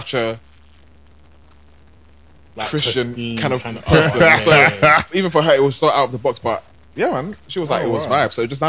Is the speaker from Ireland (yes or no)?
no; United Kingdom; I'm British. I'm black.